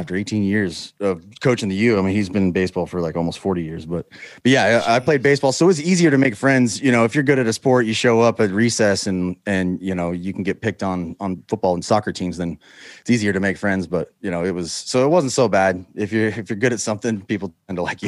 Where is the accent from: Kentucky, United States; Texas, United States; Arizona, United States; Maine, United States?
Texas, United States; Houston; also born or lived in Utah; Grew up in Houston